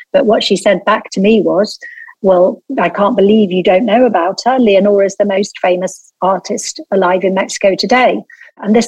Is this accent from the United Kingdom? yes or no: yes; Lancashire, North West England, United Kingdom; I'm from Lancashire. I'm the daughter of a textile mill owner